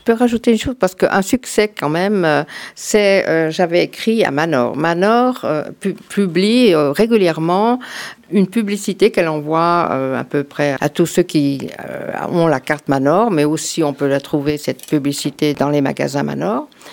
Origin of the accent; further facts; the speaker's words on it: France; also born or lived in Canton of Vaud, Switzerland; now in Canton of Fribourg, Switzerland; Je suis française d'origine